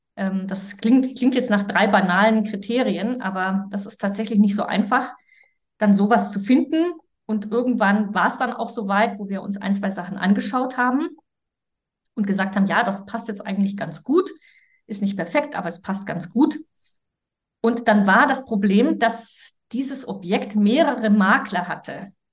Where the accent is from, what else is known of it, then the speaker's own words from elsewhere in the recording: Germany; als Deutsche